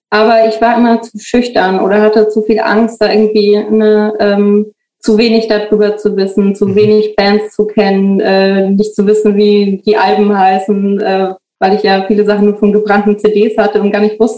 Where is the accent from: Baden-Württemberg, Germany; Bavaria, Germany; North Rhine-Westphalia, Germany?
Bavaria, Germany; ich bin in Bayern aufgewachsen und da ist äh, Saufen ist halt äh, gehört halt zum Alltag.